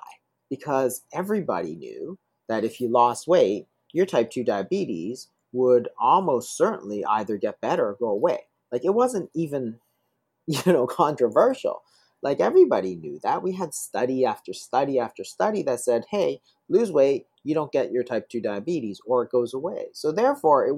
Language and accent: English; Toronto, Ontario, Canada; I grew up in Toronto.